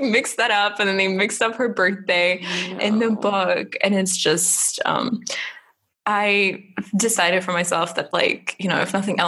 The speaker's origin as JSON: {"language": "English", "country": "Germany", "tie": "born or raised there", "moved": "yes", "said": "I grew up in Germany"}